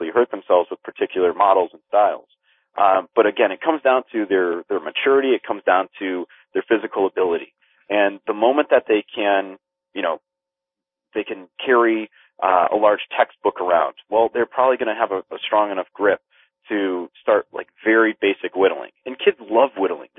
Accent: Philippines; being Filipino

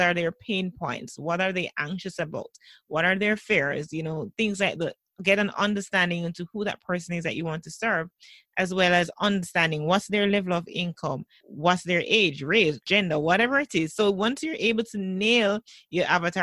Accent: Jamaica; one of our popular stations in Jamaica

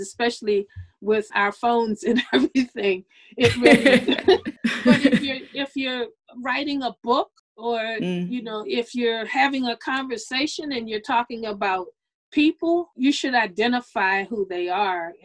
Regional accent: United States; I'm a Black person in America

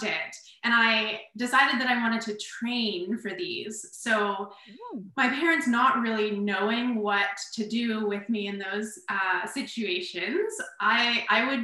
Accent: Kingston, Ontario, Canada; Kingston, my hometown

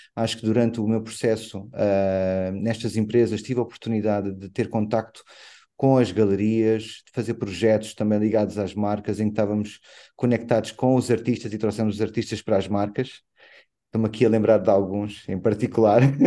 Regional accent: Angola; Como angolano que sou

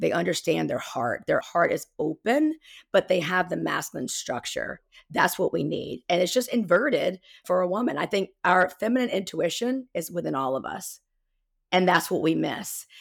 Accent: South Carolina, United States; accent: Southern twang; I'm from South Carolina, by the way, so you'll hear my Southern twang come out.

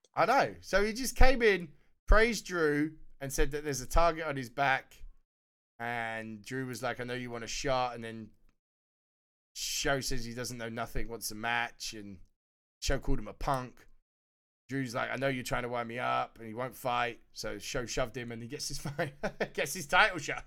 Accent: United Kingdom; being a Brit

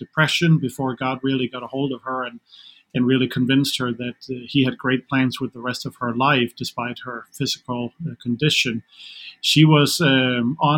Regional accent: Denmark; English is a second language; moved away as an adult; now in United States; I am from Denmark originally, so in case any of the listeners are wondering about my accent, that's where it's coming from

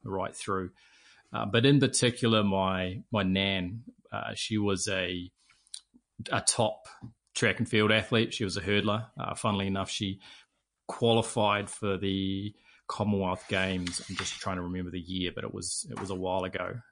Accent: Auckland, New Zealand; I grew up in Mount Albert. I was a mags boy, uh, very local to the school

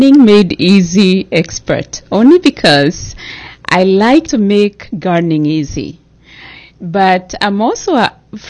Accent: Kenya; moved away as an adult; also born or lived in Netherlands; now in United States; I grew up in Kenya

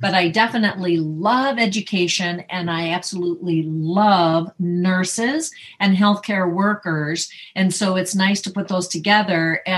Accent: Northern California, United States; now in Las Vegas, United States; I was from Northern California, beautiful green, green, green

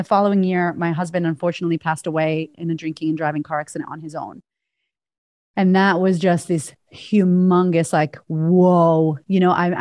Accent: Boston, Massachusetts, United States; moved away as an adult; also born or lived in Florida; now in Australia; And I grew up in Boston.

